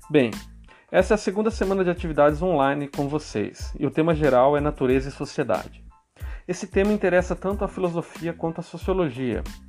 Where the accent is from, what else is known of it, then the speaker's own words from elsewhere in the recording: São Paulo, Brazil; moved away; Eu sou paulista e vocês percebem que eu tenho um sotaque diferente